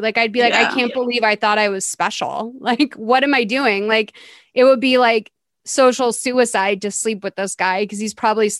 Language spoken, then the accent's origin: English; Boston, Massachusetts, United States; me growing up in Boston